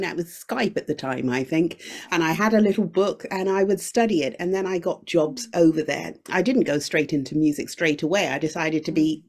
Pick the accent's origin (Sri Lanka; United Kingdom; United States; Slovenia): United Kingdom; also born or lived in Shanghai; I'm Jamaican origin, but I grew up in the UK